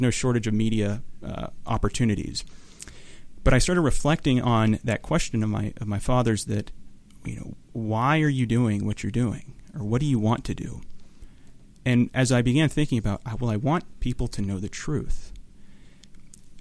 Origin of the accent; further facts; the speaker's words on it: Houston, Texas, United States; moved away as an adult; now in Orange County, United States; growing up in Houston